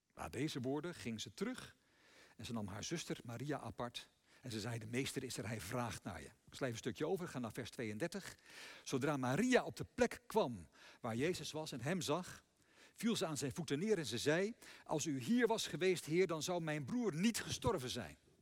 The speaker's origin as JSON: {"language": "Dutch", "country": "Netherlands", "said": "wij zelf als Nederlanders"}